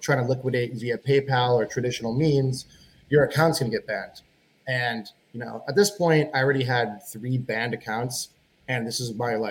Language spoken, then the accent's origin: English; Chicago, Illinois, United States; also born or lived in Buffalo Grove, Illinois / Batavia, Illinois / Glenview, Illinois; I'm from Chicago, Illinois. I've kind of bounced back and forth between living in Chicago and the suburbs that surround it.